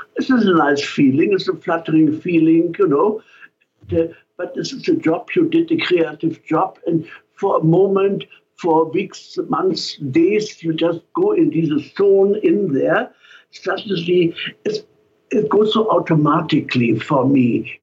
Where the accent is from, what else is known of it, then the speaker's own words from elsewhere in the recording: Germany; accent: German; now in San Francisco, United States; with my German accent